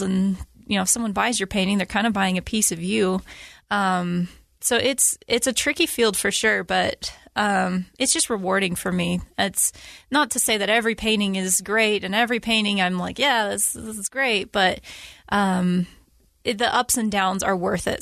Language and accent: English; Utah, United States; I was born and raised here in Utah